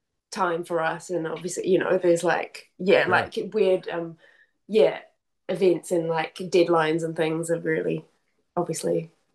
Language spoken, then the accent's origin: English; Wellington, New Zealand; I'm from Wellington, the capital.